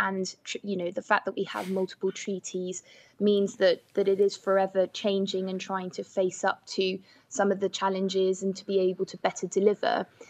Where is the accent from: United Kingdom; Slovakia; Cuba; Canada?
United Kingdom; I'm European, but I'm also British.